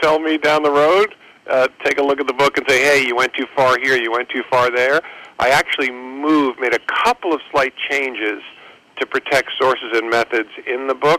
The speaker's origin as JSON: {"language": "English", "region": "New York", "country": "United States", "said": "I'm a kid from New York"}